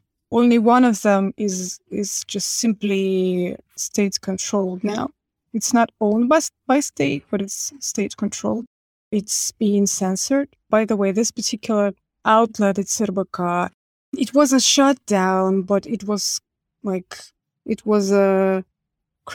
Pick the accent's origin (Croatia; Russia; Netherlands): Russia; moved away; I have strange feelings about being Russian right now